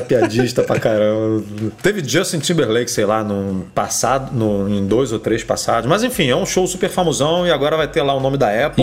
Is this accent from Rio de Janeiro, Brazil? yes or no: yes; Rio de Janeiro, Brazil; eu sou do Rio, né? A minha linha é 21, DDD 21.